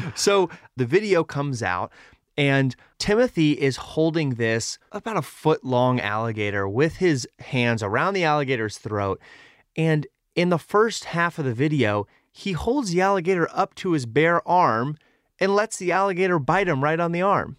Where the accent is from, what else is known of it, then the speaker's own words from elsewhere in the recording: Texas, United States; I grew up in Texas